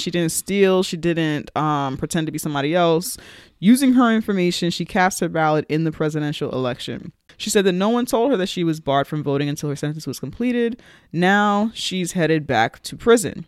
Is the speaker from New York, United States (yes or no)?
yes; New York City, New York, United States; when I was growing up in the Bronx